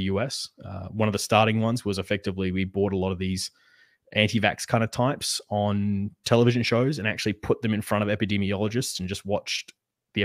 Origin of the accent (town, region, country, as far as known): Western Australia, Australia